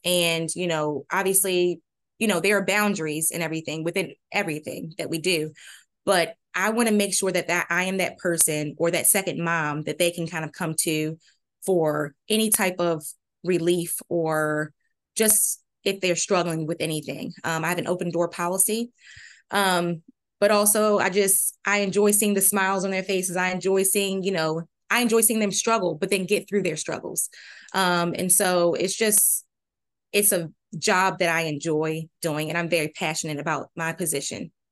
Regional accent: Maryland, United States; moved away as an adult; also born or lived in North Carolina / Virginia; now in Williamsburg, United States; I'm originally from Maryland

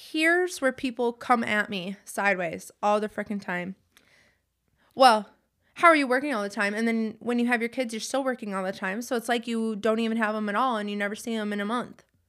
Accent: Wisconsin, United States; We're from Wisconsin, so it gets extremely cold

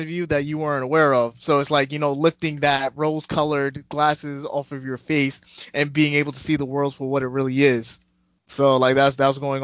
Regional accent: New York City, New York, United States; I'm from New York City

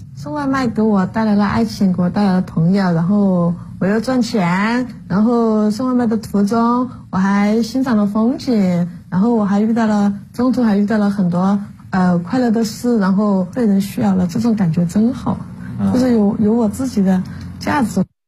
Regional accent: Chongqing, China; 我们重庆人也很耿直，就有那种江湖豪情的感觉

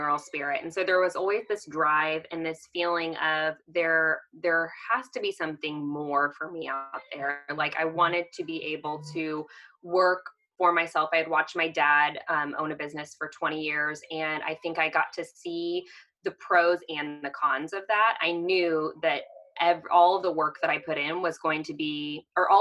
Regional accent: Kansas City, United States; also born or lived in Texas; I am originally from the Kansas City area. So I am a Midwest girl at heart.

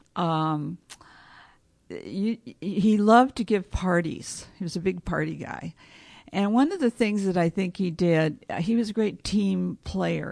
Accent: Los Angeles, California, United States; I was born and raised in Hollywood

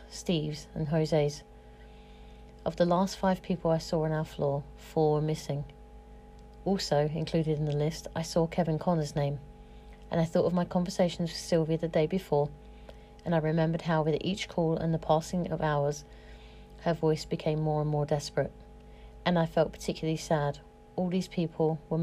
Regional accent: United Kingdom; now in London, United Kingdom; as a British person

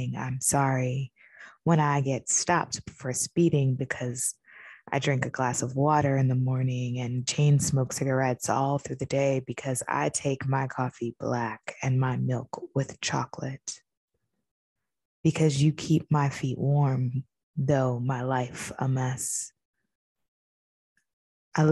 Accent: New York, United States; I am from New York

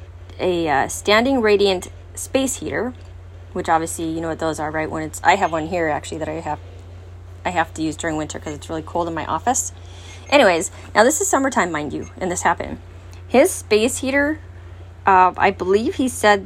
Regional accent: California, United States; now in Wisconsin, United States; I'm originally from California and earthquakes and all that. Even though I'm in Wisconsin

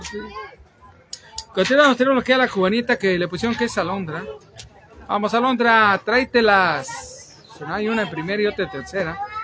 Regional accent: Mexico; soy nacido, soy oriundo, o más bien, soy de Rito

